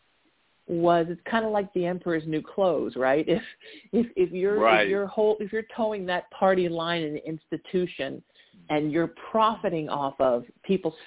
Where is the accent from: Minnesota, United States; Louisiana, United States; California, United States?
California, United States; Orange County; growing up in Orange County since I was 13